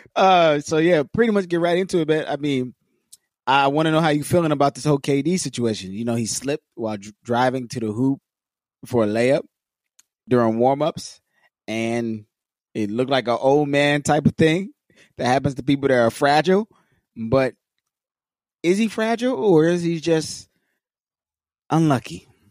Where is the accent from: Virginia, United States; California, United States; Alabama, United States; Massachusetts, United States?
California, United States; Los Angeles; being born and raised in L